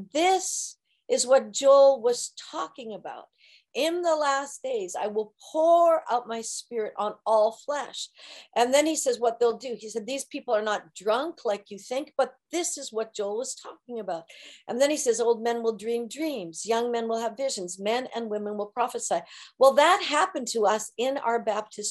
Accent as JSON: {"language": "English", "town": "Kelowna", "region": "British Columbia", "country": "Canada", "moved": "as an adult", "lives_now": "Santa Maria, United States", "said": "in Kelowna, British Columbia, where we're from"}